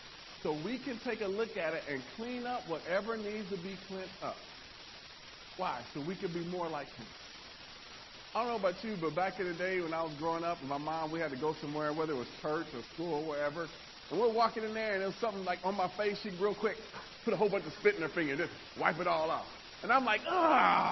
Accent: Nebraska, United States; I'm from Nebraska, which is not country

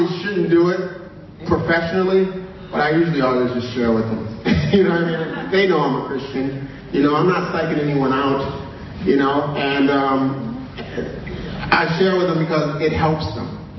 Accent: New York, United States; I was born in New York, 1974.

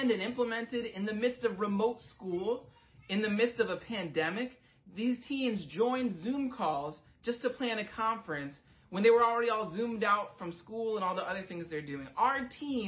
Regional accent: Secaucus, New Jersey, United States; moved away as an adult; now in Manhattan, United States; I was born in Secaucus, New Jersey

